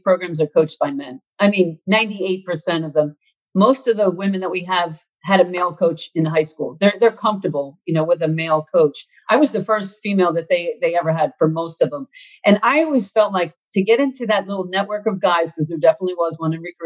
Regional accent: outside of Philadelphia, Pennsylvania, United States; as a Catholic kid growing up outside of Philly, the Archdiocese of Philadelphia

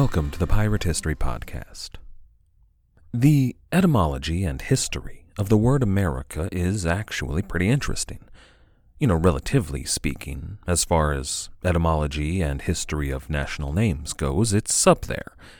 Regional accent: United States; accent: American English; I am an American

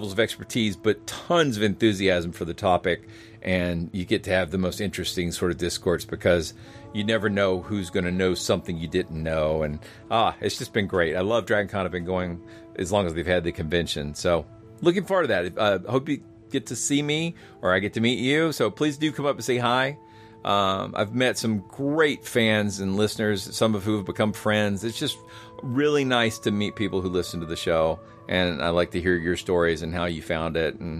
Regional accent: Georgia, United States

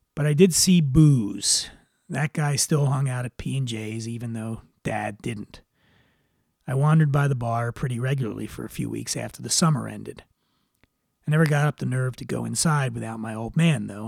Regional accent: Philadelphia, Pennsylvania, United States; growing up in Northeast Philly

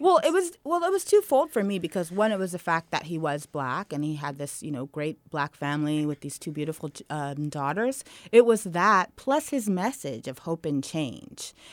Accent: Redwood City, California, United States; also born or lived in Menlo Park; I grew up in Redwood City

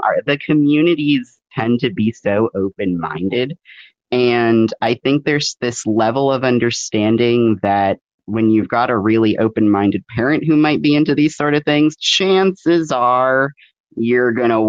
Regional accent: New England, United States; I would say, and again, I'm coming from New England, so your dungeons might be different

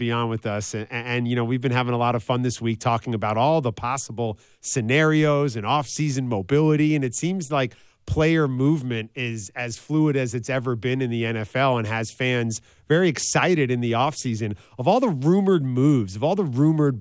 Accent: New York, United States; I'm from New York

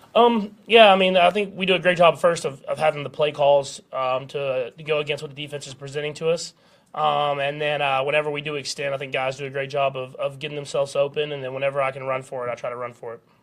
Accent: Texas, United States; moved away as an adult; now in Kansas City, United States; I grew up in Texas

